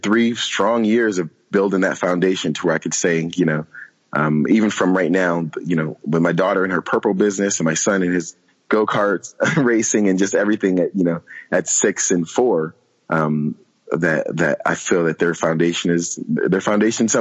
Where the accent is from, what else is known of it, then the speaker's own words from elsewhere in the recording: San Diego, California, United States; moved away; I'm from San Diego